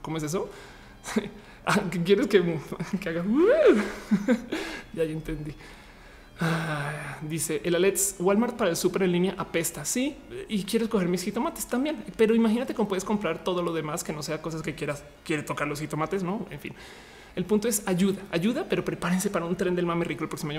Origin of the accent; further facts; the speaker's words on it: Mexico; nosotros como mexicanos